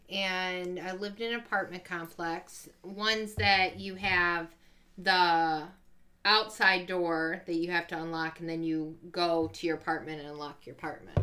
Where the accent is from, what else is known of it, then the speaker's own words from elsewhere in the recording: Ypsilanti, Michigan, United States; We moved to Ypsilanti